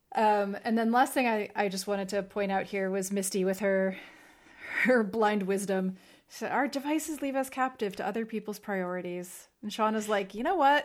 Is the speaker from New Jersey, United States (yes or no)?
yes; New Jersey, United States; I'm from Jersey